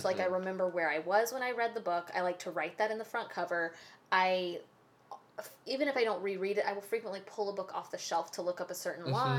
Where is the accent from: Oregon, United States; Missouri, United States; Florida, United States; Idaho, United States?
Florida, United States; Tallahassee; I grew up in Tallahassee going to branch libraries